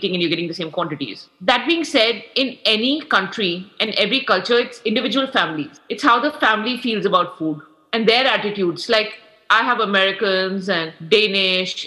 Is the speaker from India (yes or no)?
yes; India; moved away as an adult; now in United States; when I grew up in India and I moved to the US, I got married. And that's when I moved here at 25